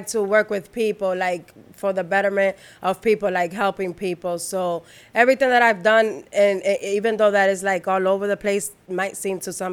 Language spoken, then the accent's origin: English; New York City, New York, United States; English is a second language; I was born and raised here, but I'm Dominican